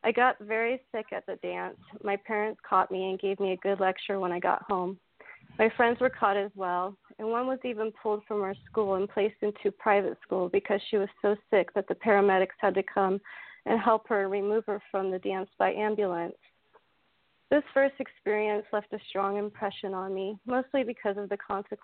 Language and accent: English; Marin County, California, United States; I was born and raised in Marin County, California, just north of San Francisco